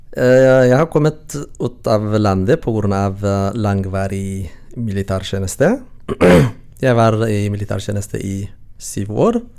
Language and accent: Norwegian; Eritrea; Norwegian is a second language; moved away as an adult; now in Norway; Jeg kommer fra Eritrea